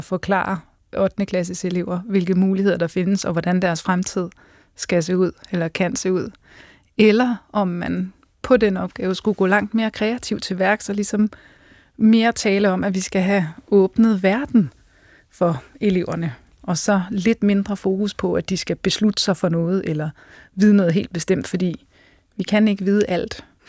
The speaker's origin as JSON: {"language": "Danish", "area": "Central Jutland", "region": "Central Denmark Region", "country": "Denmark", "also_born_or_lived": "Scotland", "said": "jeg er fra Fjendeslev på Midtjylland."}